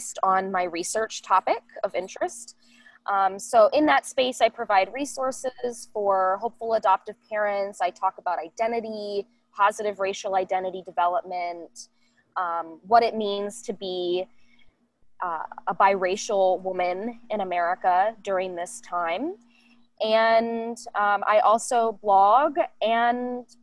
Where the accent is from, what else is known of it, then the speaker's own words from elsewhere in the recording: Northern Kentucky, United States; also born or lived in Columbus, Ohio; I spent the majority of my life in Northern Kentucky